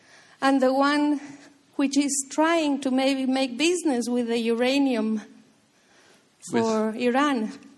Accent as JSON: {"language": "English", "region": "Mexico City", "country": "Mexico", "tie": "born or raised there", "said": "I was born in Mexico City, and my best friends in my building and in my colonia or borough were from the Jewish religion."}